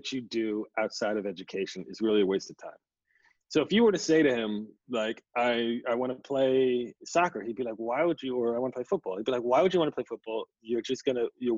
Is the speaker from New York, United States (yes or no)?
yes; New York City, New York, United States; I was raised in Queens, kind of in a immigrant family